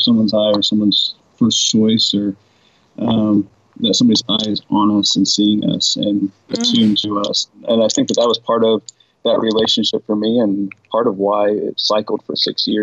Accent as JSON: {"language": "English", "region": "Midwest", "country": "United States", "tie": "born or raised there", "said": "growing up in the West and then the Midwest in particular"}